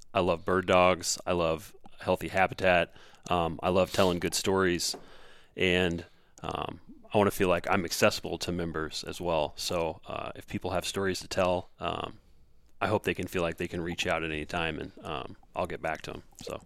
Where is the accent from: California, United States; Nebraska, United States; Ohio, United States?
Nebraska, United States; Southeast; moved away as an adult; also born or lived in Kingston, Ontario; now in Minnesota, United States; I grew up in Southeast Nebraska, uh, right where the Platte Dumpson and the Missouri River is what I always tell people